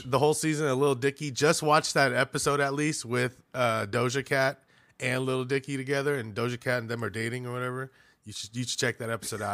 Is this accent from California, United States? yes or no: yes; Milpitas, California, United States; I live in Milpitas most of my life, and I tell people I'm just San Jose